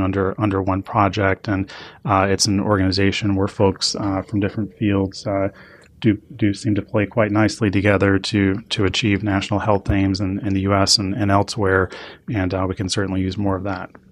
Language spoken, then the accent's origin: English; Atlanta, Georgia, United States; my hometown of Atlanta